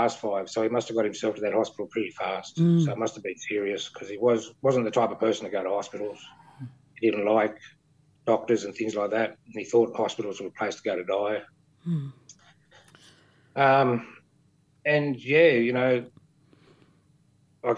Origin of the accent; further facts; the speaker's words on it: Sydney, New South Wales, Australia; also born or lived in Campbelltown / Canberra; We grew up in Sydney and we moved out west to Campbelltown